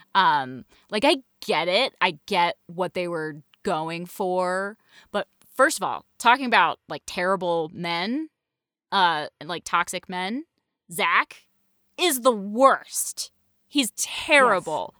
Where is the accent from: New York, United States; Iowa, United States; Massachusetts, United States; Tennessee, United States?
Massachusetts, United States; Northampton; I'm from Northampton, Massachusetts, which is super gay